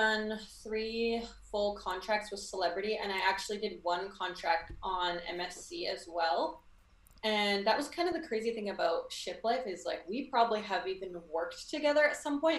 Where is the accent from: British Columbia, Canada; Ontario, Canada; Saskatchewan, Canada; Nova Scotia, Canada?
British Columbia, Canada; Vancouver; Vancouver, Canada.